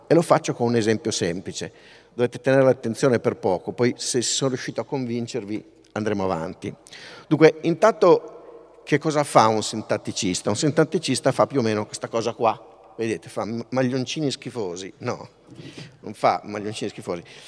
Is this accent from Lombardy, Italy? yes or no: yes; Pavia, Lombardy, Italy; io sono di Pavia